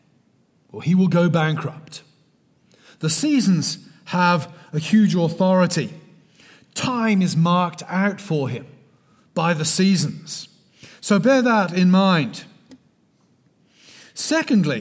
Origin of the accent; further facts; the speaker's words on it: South West England, United Kingdom; moved away as an adult; now in United States; I'm not from Texas. I'm from the West Country of England. I emigrated in 2001. I've been here 21 years.